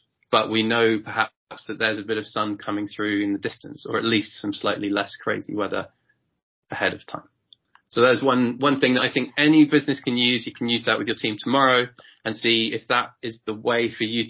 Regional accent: England, United Kingdom; as a British person, as an English person

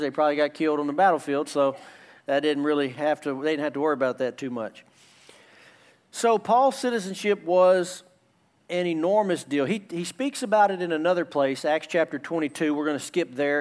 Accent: United States; in America we're very, very comfortable

